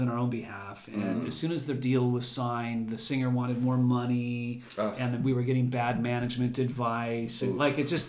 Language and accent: English; Los Angeles, California, United States; also born or lived in Venice Beach, California; We grew up in the San Fernando Valley. So I'm born and raised in L.A.